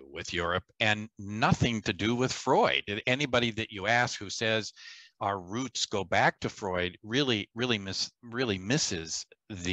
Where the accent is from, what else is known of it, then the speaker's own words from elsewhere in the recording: Chicago, Illinois, United States; my hometown at the University of Chicago